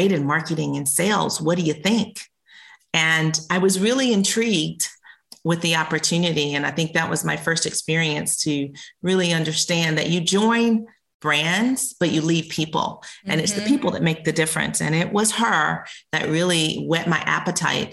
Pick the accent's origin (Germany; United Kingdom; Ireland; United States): United States; South Carolina; moved away; I grew up in South Carolina.